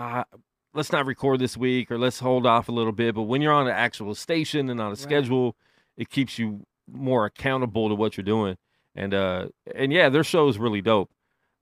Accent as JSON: {"language": "English", "town": "Las Vegas", "region": "Nevada", "country": "United States", "tie": "born or raised there", "said": "just growing up in Vegas in general, you know, with the stigma of it being Sin City, I didn't know anything different"}